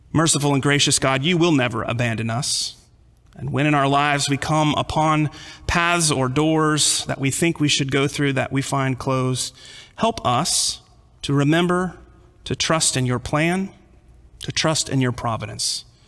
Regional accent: California, United States; also born or lived in Texas; Growing up in California

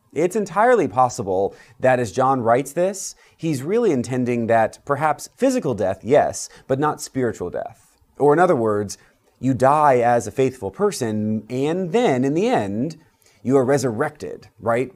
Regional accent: United States; As Episcopalians, as American Christians

